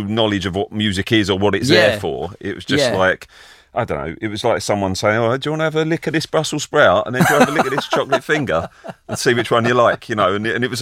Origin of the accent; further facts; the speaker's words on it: Benfleet, East of England, United Kingdom; also born or lived in Colchester / Chelmsford; I grew up around, my family lived in Benfleet, which is kind of like a muddy puddle a bit near Southend